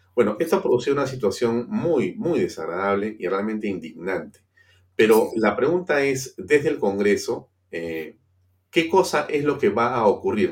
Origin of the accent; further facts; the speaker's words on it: Peru; Aquí estamos siendo víctimas los peruanos